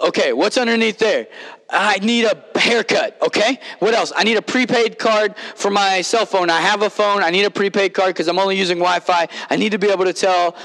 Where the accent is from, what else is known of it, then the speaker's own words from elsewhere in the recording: Kentucky, United States; on a farm growing up in Kentucky